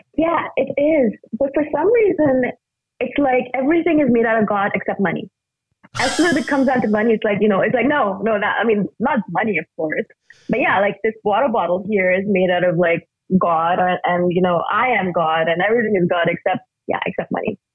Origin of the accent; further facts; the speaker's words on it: India; moved away; I'm originally from India